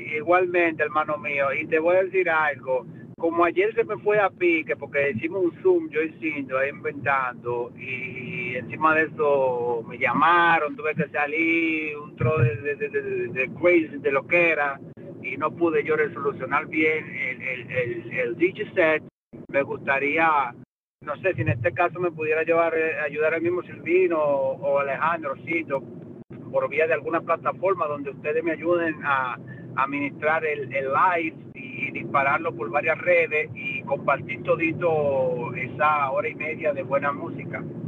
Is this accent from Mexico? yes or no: no; Italy; also born or lived in Dominican Republic; parte de nuestra cultura italiana